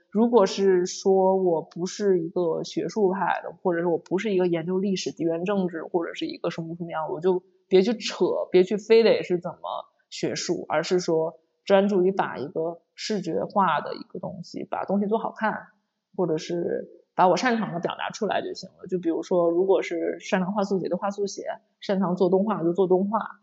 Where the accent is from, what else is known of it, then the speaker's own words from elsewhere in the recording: China; moved away; 因为我是个中国人